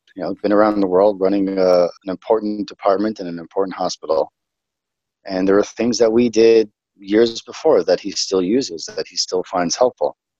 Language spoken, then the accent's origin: English; New York City, New York, United States; moved away as an adult; now in Israel; I'm originally from New York, a little city on the East Coast, United States, called Brooklyn, New York